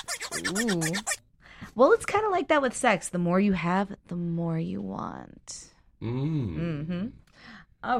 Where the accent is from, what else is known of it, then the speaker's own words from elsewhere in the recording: Miami, Florida, United States; now in Los Angeles, United States; I'm from Miami